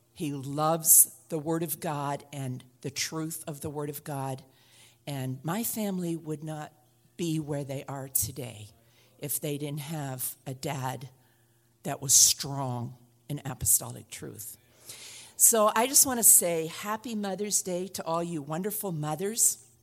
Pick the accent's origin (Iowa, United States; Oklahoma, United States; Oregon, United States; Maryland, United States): Oregon, United States; I'm from Oregon